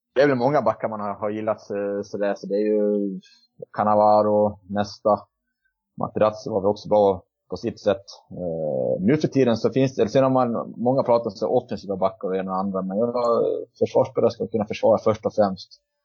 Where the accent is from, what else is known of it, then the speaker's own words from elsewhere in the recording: Borlänge, Dalarna County, Sweden; jag kommer från Borlänge och bor för tillfället i Borlänge